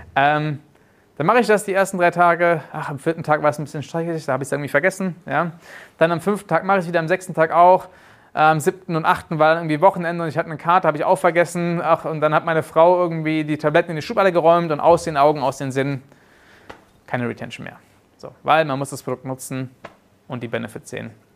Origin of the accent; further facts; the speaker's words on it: Germany; moved away as an adult; also born or lived in South Africa; mich haben früher meine Kollegen in Südafrika immer mit als Deutscher den, den, den UTM-Nazi genannt